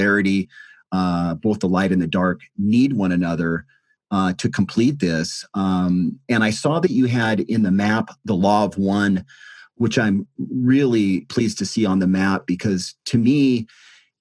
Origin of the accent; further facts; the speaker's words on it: United States; I'm American, so here in the States